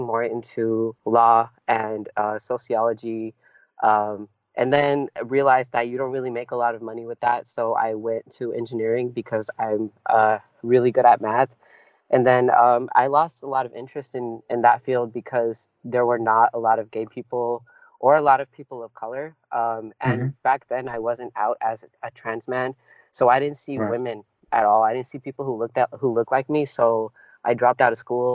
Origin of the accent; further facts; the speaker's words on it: Bay Area, California, United States; first language Punjabi; English is a second language; I'm from the Bay Area in California. I'm born and raised here